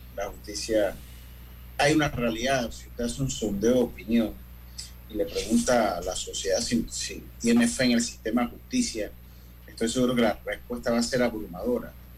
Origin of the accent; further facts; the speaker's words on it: Panama; nosotros mismos como panameños